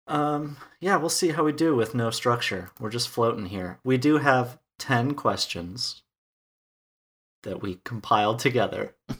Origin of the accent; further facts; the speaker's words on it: Wisconsin, United States; moved away as an adult; also born or lived in Texas / Minnesota; now in Minneapolis, United States; a town of five hundred people in Wisconsin, in the United States. So that's a big component of where I'm from